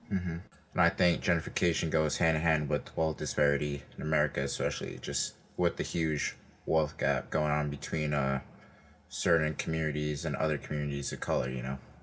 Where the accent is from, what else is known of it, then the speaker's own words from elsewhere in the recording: New York City, New York, United States; I'm from Brooklyn, east side of Brooklyn.